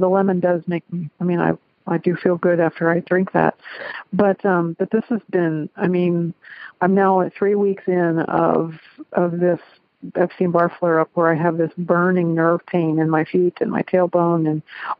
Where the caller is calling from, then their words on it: Cincinnati, Ohio, United States; I'm calling from Cincinnati, Ohio.